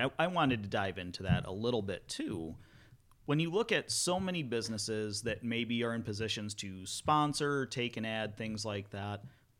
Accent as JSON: {"language": "English", "town": "Climax", "region": "Michigan", "country": "United States", "tie": "born or raised there", "said": "growing up in Climax"}